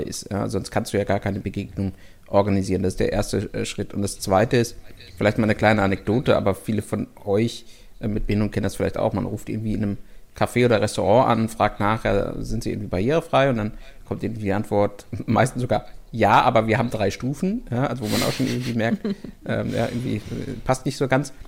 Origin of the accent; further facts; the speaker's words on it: Germany; bei uns in Deutschland